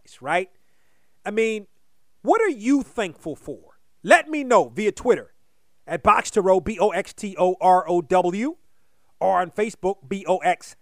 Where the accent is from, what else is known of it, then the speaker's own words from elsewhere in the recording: Hyattsville, Maryland, United States; growing up in the Washington area